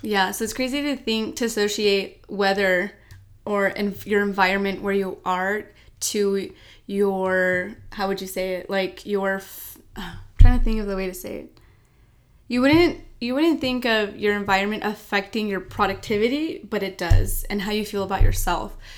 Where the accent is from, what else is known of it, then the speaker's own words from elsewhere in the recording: El Paso, Texas, United States; we're from El Paso, Texas